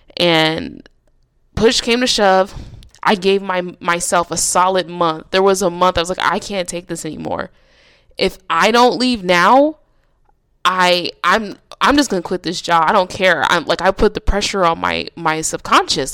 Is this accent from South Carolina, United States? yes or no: no; Nebraska, United States; now in California, United States; I decided to move back to my hometown in Nebraska